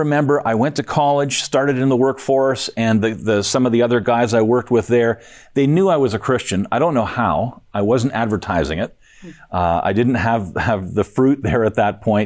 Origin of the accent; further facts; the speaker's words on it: Kitchener, Ontario, Canada; I was born in Kitchener, Ontario, lived there all my life